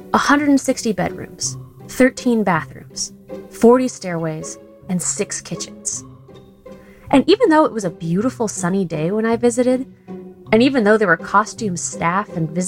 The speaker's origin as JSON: {"language": "English", "town": "San Jose", "region": "California", "country": "United States", "tie": "born or raised there", "said": "Growing up in San Jose"}